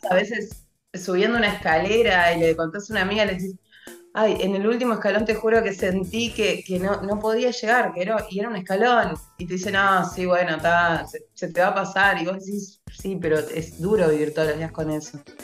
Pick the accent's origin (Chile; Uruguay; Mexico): Uruguay; yo soy uruguaya